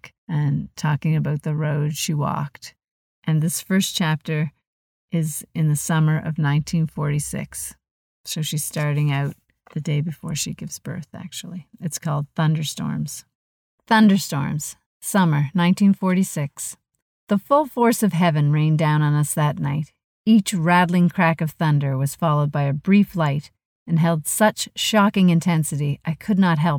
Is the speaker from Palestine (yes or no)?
no; Truro, Nova Scotia, Canada; moved away as an adult; Truro is home for me. I mean, I left there when I was 18 years old, but no matter what, it always feels like home.